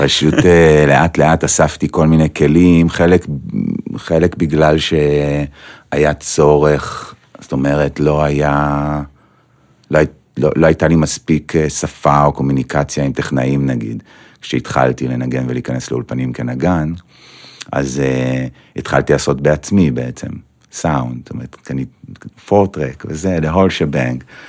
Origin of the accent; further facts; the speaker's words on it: Petah Tikva, Central District, Israel; זה היה בפתח תקווה, mm-hmm. ושם גדלתי גם